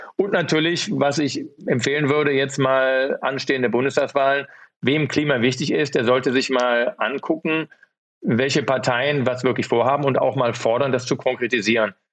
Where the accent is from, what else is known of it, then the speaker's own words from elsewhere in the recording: Rhineland, Germany; accent: rheinischer Slang (Rhineland); moved away; Ich komme ja auch aus dem Rheinland